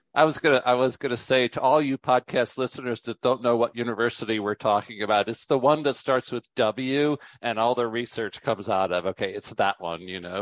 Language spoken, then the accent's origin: English; United States; when you grow up in America